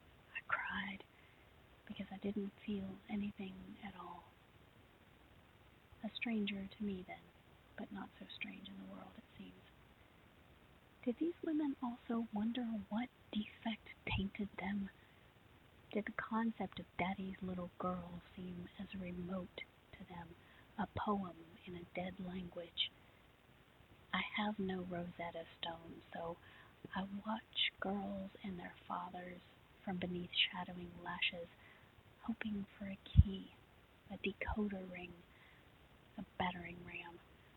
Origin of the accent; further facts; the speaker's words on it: Cross Lanes, West Virginia, United States; now in Virginia, United States; I'm originally from Cross Lanes, West Virginia, but I've spent the bulk of my life now in Virginia.